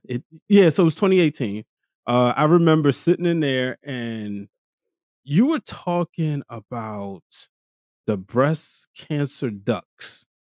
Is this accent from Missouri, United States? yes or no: no; Baltimore, Maryland, United States; I'm from East Baltimore